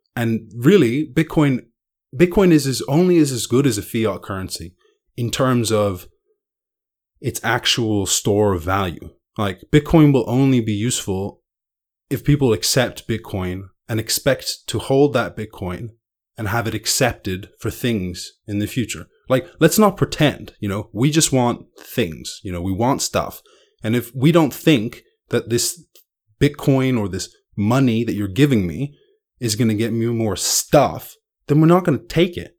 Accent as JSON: {"language": "English", "country": "Ireland", "tie": "born or raised there", "said": "I grew up in Ireland"}